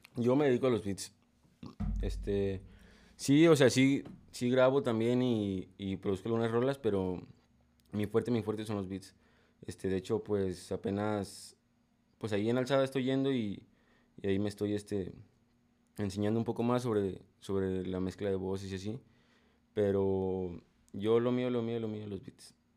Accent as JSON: {"language": "Spanish", "region": "State of Mexico", "country": "Mexico", "also_born_or_lived": "Cajititlán, Jalisco", "moved": "yes", "lives_now": "Guadalajara, Mexico", "said": "yo soy de, de México, soy del Estado de México"}